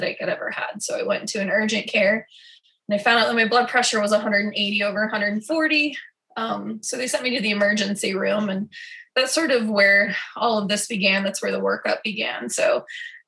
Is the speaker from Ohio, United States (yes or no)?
no; Denver, Colorado, United States; now in Des Moines, United States; I'm originally from Denver, Colorado